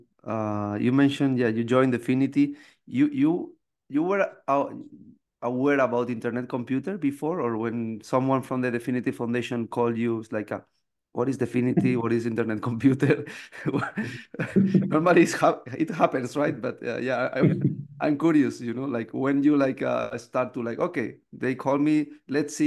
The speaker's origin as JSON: {"language": "English", "country": "Spain", "moved": "as an adult", "lives_now": "Canada", "said": "I'm from Spain"}